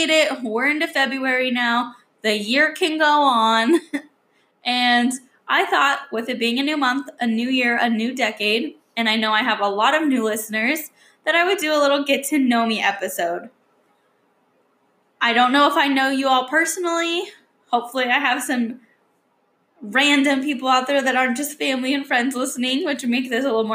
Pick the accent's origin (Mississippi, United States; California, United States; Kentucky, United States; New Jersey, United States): California, United States; Sonora; also born or lived in Modesto, California / San Jose, California; now in Idaho, United States; we moved up the hill, up the mountain to Sonora, California